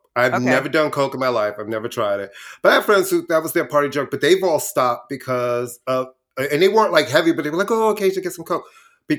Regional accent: New York, United States; growing up in New York, we went to the bodega, got a sandwich. There was no ratings on the door.

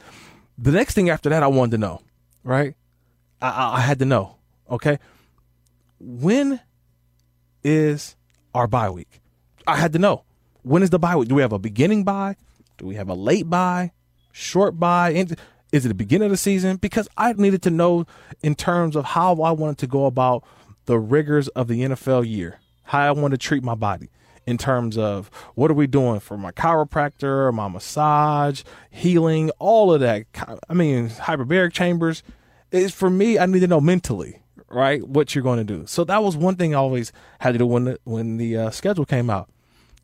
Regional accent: California, United States; a California guy, born and raised in California

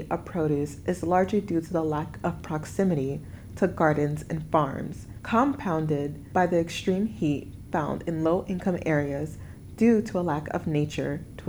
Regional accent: New York City, New York, United States; Growing up in Bed-Stuy, New York

